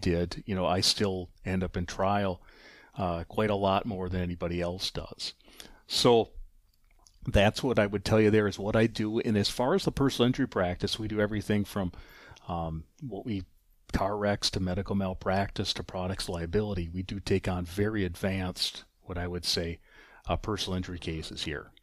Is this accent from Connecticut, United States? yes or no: no; River Falls, Wisconsin, United States; moved away as an adult; also born or lived in Durand, Wisconsin; now in Eau Claire, United States; I'm originally from River Falls, Wisconsin, graduate of that high school